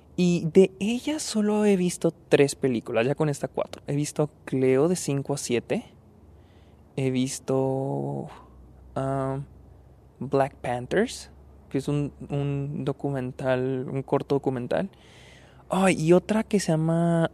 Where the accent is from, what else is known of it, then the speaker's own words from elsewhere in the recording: Delicias, Chihuahua, Mexico; moved away; estoy en, en Delicias, mi ciudad natal, vine a visitar a mi familia